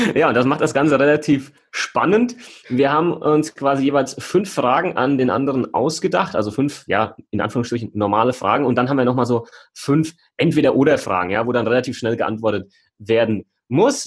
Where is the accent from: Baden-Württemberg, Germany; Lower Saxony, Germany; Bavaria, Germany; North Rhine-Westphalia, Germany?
Bavaria, Germany; Heigenbrücken; moved away; meinem Ursprungsort, wo ich aufgewachsen bin, in Heigenbrücken